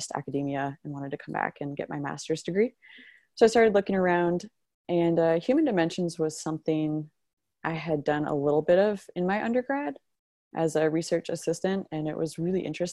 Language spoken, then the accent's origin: English; Southwest Iowa, United States; I grew up in Southwest Iowa